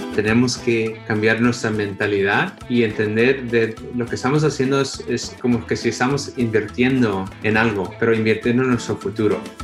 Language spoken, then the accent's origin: Spanish; Los Angeles, California, United States; moved away as an adult; also born or lived in Boston; crecí en Los Ángeles